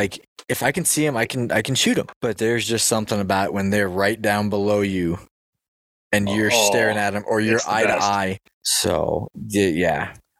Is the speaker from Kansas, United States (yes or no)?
yes; Kansas, United States; moved away as an adult; now in Colorado, United States; So, yeah, obviously, I'm from Kansas. Went to school in Kansas City. So, but I am a Colorado transplant